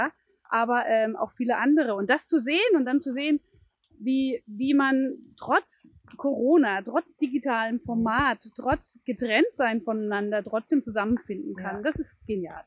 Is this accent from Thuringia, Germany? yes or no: yes; Thuringia, Germany; now in Bremen, Germany; bin aber ursprünglich aus Thüringen.